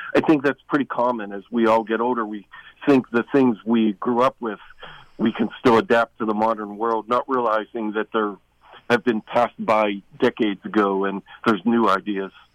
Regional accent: Kennywood Park, Pennsylvania, United States; my hometown park, Kennywood Park

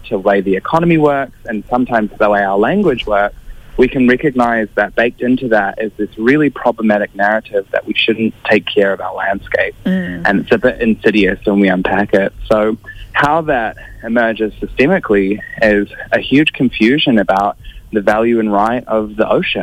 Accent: New Zealand; I come from Ngāti Toa, Rangatira, Ngāti Kahinunu and Ngāti Kauata. Those are my tribes from Aotearoa or New Zealand

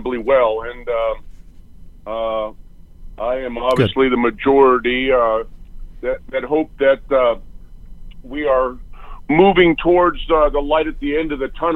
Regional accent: Livermore, California, United States; also born or lived in Walnut Creek, California; I was born in Walnut Creek, and I was raised in Livermore, which is about, I'd say, 40 minutes east of Oakland

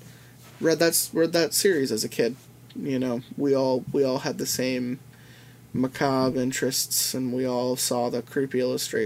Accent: Pennsylvania, United States; Growing up in Pennsylvania

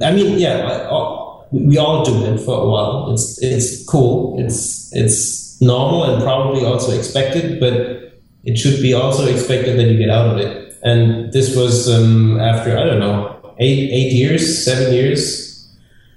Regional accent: southwest Germany, Germany; English is a second language; moved away as an adult; now in Berlin, Germany; I was born in the very north of Germany, and then lived in the southwest for most of my life

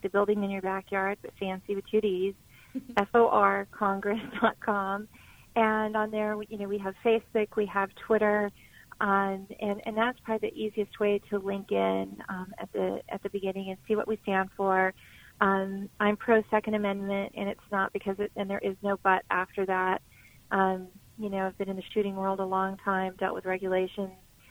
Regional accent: rural Arizona, United States; Everything I own is in this district, and it's been the greatest place on earth to be raised

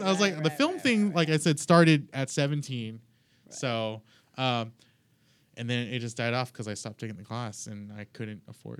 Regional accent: Philippines; I am Filipino.

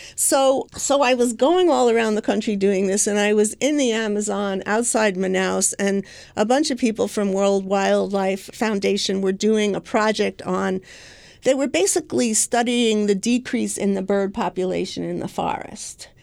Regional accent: New York, United States; I'm a New Yorker

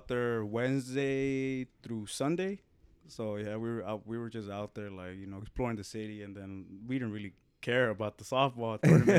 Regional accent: Phoenix, Arizona, United States; I'm like, nah, we're from Phoenix.

